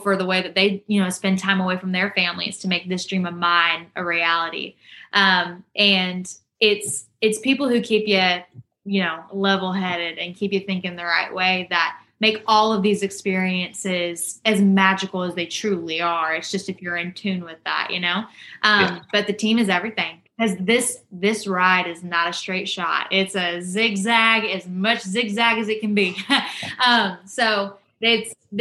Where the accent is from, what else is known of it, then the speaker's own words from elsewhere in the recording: Rockwall, Texas, United States; moved away as an adult; now in Nashville, United States; I left Rockwall, Texas real, real quick. And I was just as fast to come back, even though I said I wasn't going to be. And I missed my hometown more than I said I would